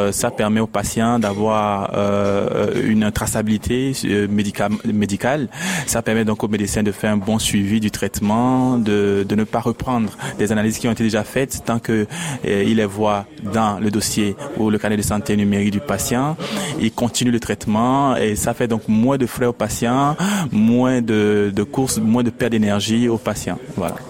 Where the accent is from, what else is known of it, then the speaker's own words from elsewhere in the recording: Togo; also born or lived in Lomé; je suis togolais, je suis à Lomé